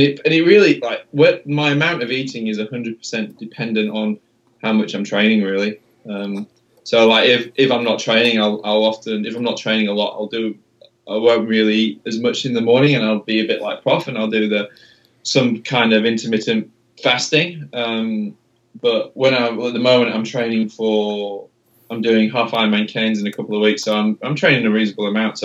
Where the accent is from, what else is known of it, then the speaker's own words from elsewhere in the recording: England, United Kingdom; I am English